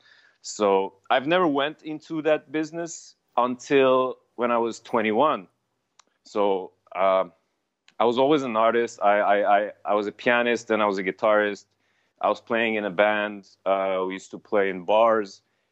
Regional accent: Beirut, Beirut Governorate, Lebanon; first language Armenian; English is a second language; moved away as an adult; now in Canada; I was born in Lebanon, Beirut, Lebanon, from an Armenian, in an Armenian family, mom and dad, whose families were forced out of their lands, as we know it. And they resided in Lebanon and as refugees. And that's where I come from

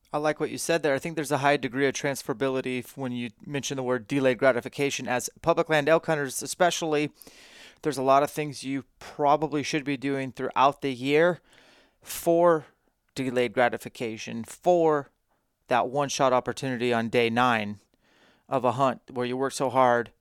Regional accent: Spokane, Washington, United States; do one in my hometown again

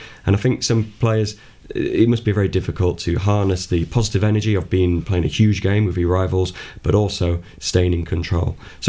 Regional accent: Rotherham, Yorkshire and the Humber, United Kingdom; now in Nottingham, United Kingdom; We're not from Nottingham. I grew up in Rotherham.

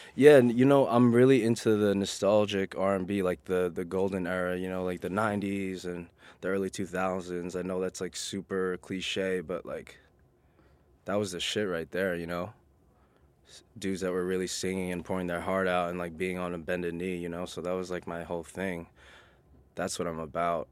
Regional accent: New York City, New York, United States; I'm a born and raised New Yorker. I'm originally from Queens

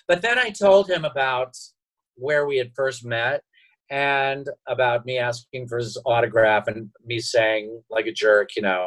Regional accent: Tulsa, Oklahoma, United States; moved away as an adult; also born or lived in Cincinnati; growing up in Tulsa, Oklahoma

